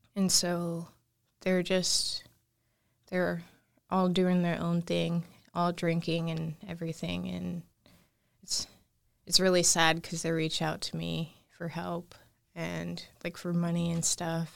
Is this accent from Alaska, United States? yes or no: yes; Anchorage, Alaska, United States; also born or lived in Fairbanks, Alaska; I was born in Anchorage, Alaska. I grew up there for majority of my life